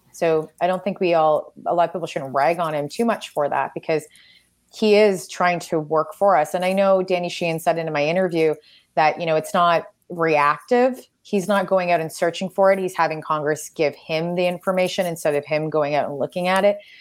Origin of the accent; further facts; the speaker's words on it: Canada; I am Canadian